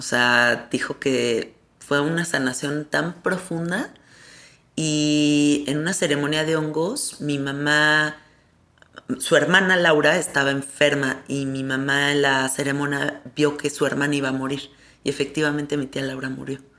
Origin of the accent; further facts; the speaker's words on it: Mexico; O sea, ¿cómo es posible que como mexicanos se nos han olvidado esos recursos?